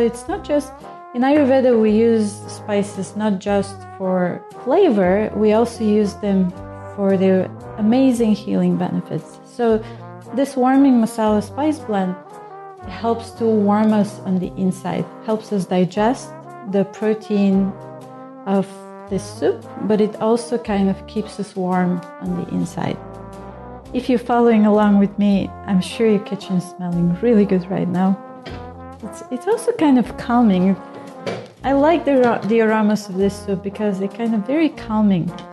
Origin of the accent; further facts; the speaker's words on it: Bulgaria; moved away as an adult; also born or lived in India; I grew up in Bulgaria